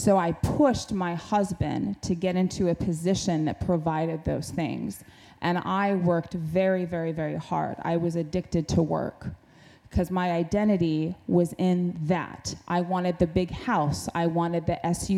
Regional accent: Alaska, United States; I grew up in Alaska, in the state where you provide for yourself

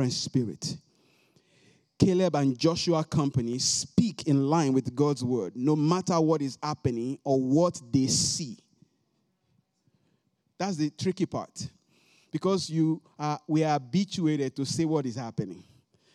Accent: Nigeria; moved away; I came from Nigeria, West Africa.

